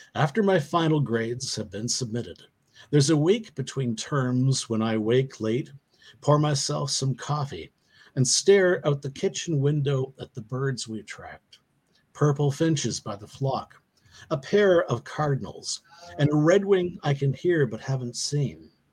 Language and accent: English; Canada; I come from Canada